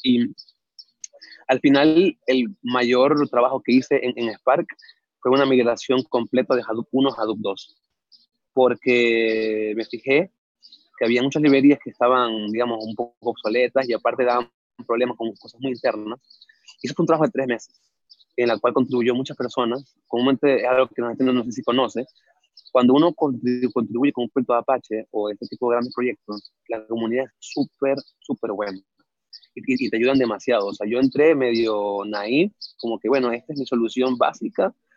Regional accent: Venezuela; moved away as an adult; now in Mexico; yo soy de Venezuela, este, nací allá hace ya 27 años.

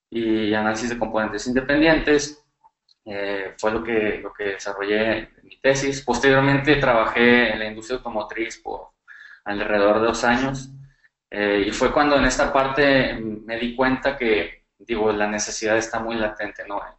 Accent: northern Mexico, Mexico; soy, bueno, como lo mencionamos anteriormente, soy de México, del norte del país.

